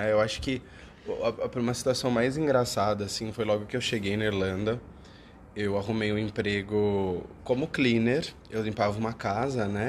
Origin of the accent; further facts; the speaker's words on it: Brazil; moved away as an adult; now in Ireland; Eu, já, eu saí do Brasil com a cidadania italiana, né?